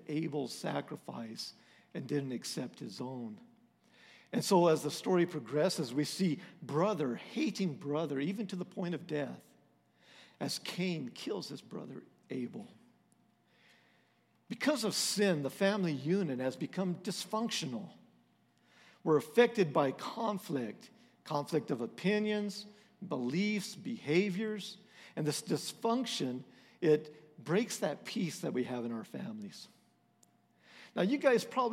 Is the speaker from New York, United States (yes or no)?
no; Texas, United States; We're from Texas.